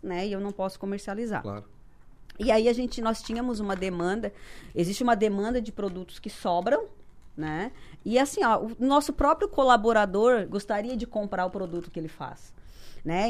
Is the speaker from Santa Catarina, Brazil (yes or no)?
yes; Sangão, Santa Catarina, Brazil; moved away as an adult; now in Criciúma, Brazil; eu sou do Sangão, município